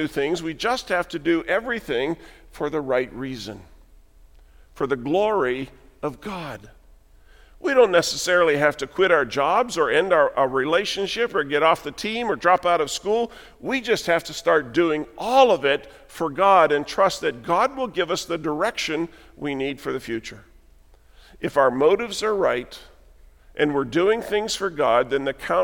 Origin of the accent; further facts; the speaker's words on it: Western Pennsylvania, United States; moved away; Jan and I left the church, the denomination we grew up in Western Pennsylvania